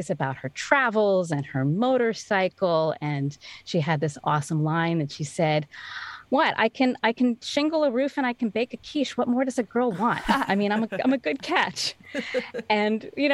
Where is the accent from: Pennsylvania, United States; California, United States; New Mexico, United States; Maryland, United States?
Pennsylvania, United States; Pittsburgh; also born or lived in Richmond, Virginia; now in Hingham, United States; I grew up in Pittsburgh, Pennsylvania